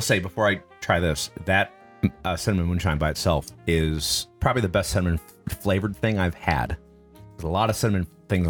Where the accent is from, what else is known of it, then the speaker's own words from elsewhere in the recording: Wisconsin, United States; I'm from Wisconsin